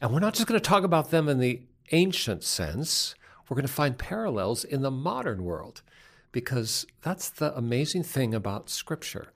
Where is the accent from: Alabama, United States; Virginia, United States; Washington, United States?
Washington, United States; Seattle; I am from Seattle